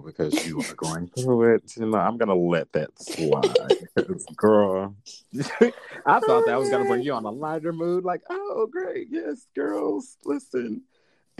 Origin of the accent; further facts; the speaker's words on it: the South, United States; We from the South. Well, I'm from the South